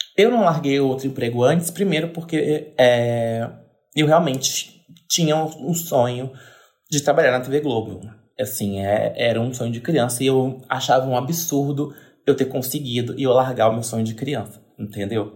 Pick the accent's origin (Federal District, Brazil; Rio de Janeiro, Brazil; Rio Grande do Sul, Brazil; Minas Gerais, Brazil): Federal District, Brazil; Brasília; moved away; eu vim de Brasília.